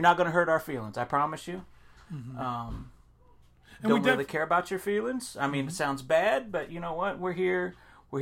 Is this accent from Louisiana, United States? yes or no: no; Florida, United States; my home state, Florida